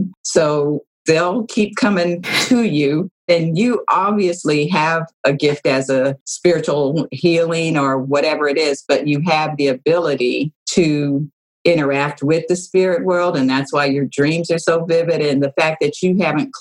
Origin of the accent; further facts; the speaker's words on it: Los Angeles, California, United States; I grew up in Los Angeles in California